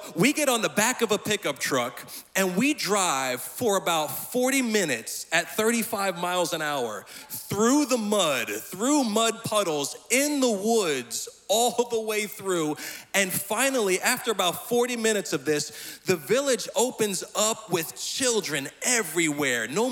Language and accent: English; Lindenhurst, New York, United States; moved away; I am from Lindenhurst, Long Island, originally